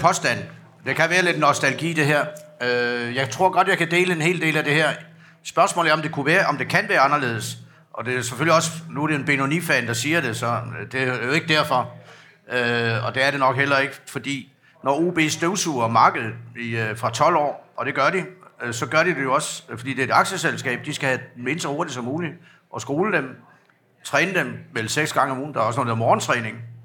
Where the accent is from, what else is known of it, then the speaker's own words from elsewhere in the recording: Veflinge, Southern Denmark, Denmark; also born or lived in Bornholm (family origin); jeg er trods alt fra Væflinge